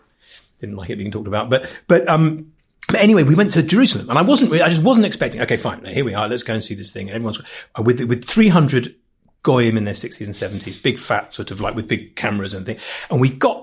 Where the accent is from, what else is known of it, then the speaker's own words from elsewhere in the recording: London, United Kingdom; also born or lived in Stanmore; I grew up in Crookwood. My dad called it Crookwood, but it was really, it was kind of West Hampstead, Child's Hill. It was fringes of Golders Green.